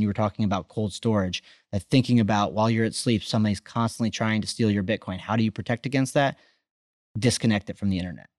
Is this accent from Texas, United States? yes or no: yes; Austin, Texas, United States; I'm from Texas, I'm from Austin